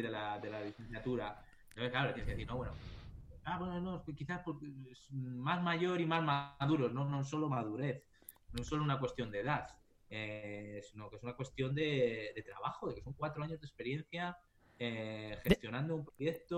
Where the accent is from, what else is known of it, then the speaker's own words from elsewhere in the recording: Valladolid, Castile and León, Spain; moved away as an adult; also born or lived in Japan; now in Sweden; soy de Valladolid